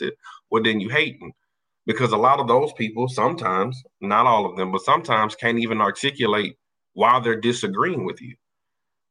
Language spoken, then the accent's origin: English; Louisiana, United States; I march for Prairie View, but I'm from Louisiana